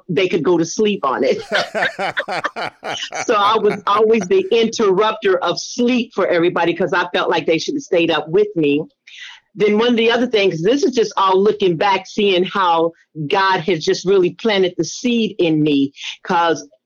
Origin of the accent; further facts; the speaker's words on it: Indianapolis, Indiana, United States; now in Georgia, United States; Originally Indianapolis, Indiana, but I now reside in Georgia